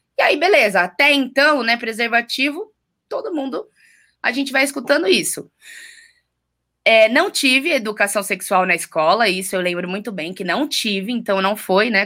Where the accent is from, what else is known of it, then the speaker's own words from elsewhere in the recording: Rio de Janeiro, Brazil; Eu sou carioca, nasci no Rio de Janeiro, em Botafogo, em 1989